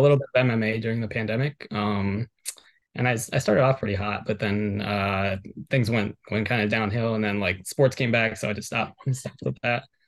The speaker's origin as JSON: {"language": "English", "town": "Miami", "region": "Florida", "country": "United States", "tie": "born or raised there", "said": "I'm from Miami, born and raised"}